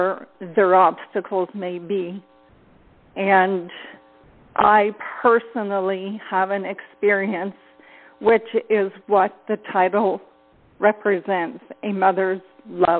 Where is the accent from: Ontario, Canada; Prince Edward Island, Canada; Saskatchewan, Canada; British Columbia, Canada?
Ontario, Canada; I am from Ontario, Canada.